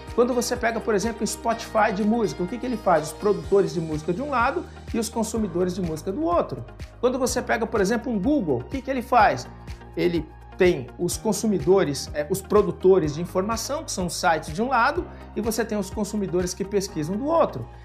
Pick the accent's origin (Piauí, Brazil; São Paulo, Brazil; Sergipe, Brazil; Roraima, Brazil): São Paulo, Brazil; E eu sou paulista